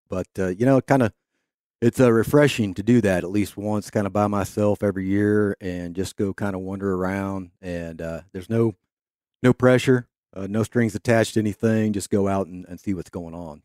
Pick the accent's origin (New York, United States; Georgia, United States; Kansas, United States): Kansas, United States; growing up in Kansas